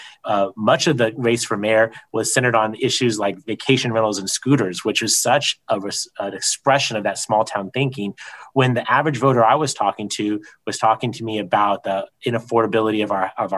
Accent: San Diego, California, United States; as much as I would like to be a homeowner in my hometown, and I know that it's difficult for me, I think about the hundreds of thousands, if not more than a million San Diegans

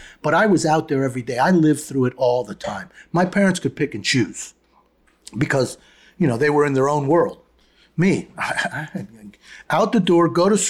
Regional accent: New York, United States; accent: New York; you know, I'm a New Yorker at heart and at speech. So I don't hold back.

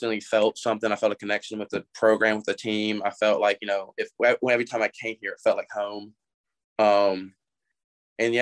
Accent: Memphis, Tennessee, United States; I grew up out in Eads, you know, went to high school at Christian Brothers. You know, I've lived here my whole life

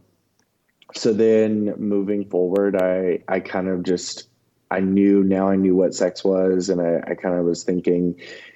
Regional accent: the South, United States; born or raised there

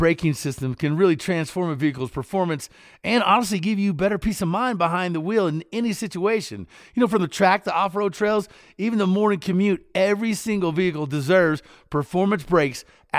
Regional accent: Kentucky, United States; Because this is something that every one of our farm vehicles had growing up in Kentucky.

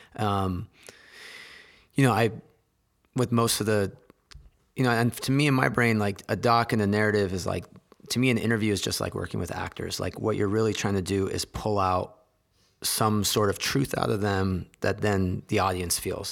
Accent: San Jose, California, United States; I grew up in Silicon Valley

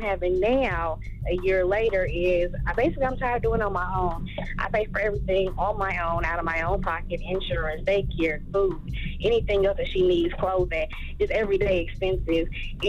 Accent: Indianapolis, Indiana, United States; I'm from Indianapolis.

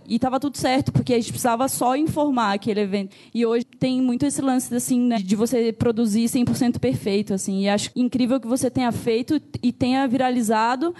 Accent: Joinville, Santa Catarina, Brazil; moved away as an adult; now in São Paulo, Brazil; sou de Joinville, Santa Catarina mas estou morando aqui em São Paulo pela segunda

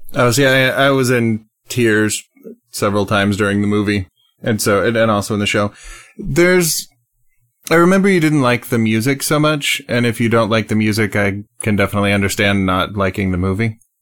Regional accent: United States; I, I'm an American

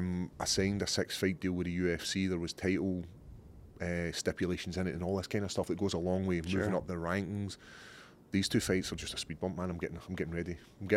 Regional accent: Scotland, United Kingdom; I don't know. I think it's being Scottish.

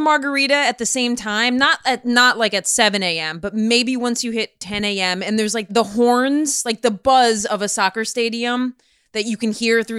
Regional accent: County Cork, Munster, Ireland; I'm from County Cork in Southern Ireland.

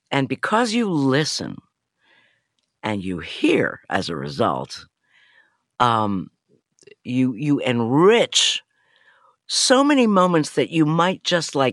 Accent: New York City, New York, United States; moved away as an adult; also born or lived in London, United Kingdom; of family from Europe that I grew up with in New York City.

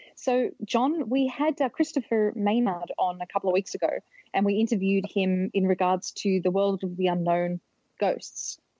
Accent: Australia; moved away as an adult; now in United States; I'm from Australia originally, but I've been living here in the States for about 16 years.

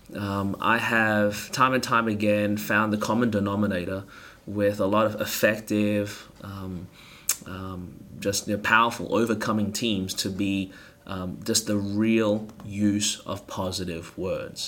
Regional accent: Melbourne, Victoria, Australia; moved away as an adult; now in Anderson, United States; born and raised in Melbourne, Australia

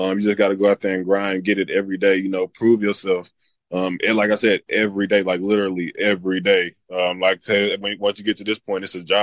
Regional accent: England, Arkansas, United States; sticking it out here in my hometown

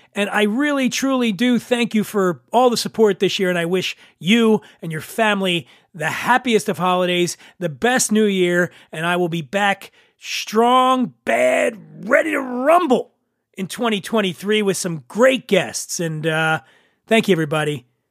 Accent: Philadelphia, Pennsylvania, United States; now in New York, United States; my fondest memories growing up in Philly

